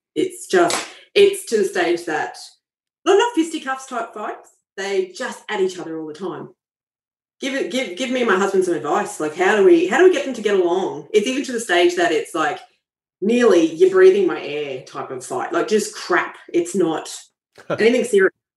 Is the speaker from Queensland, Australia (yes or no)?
yes; Queensland, Australia; Queensland, which is actually my home state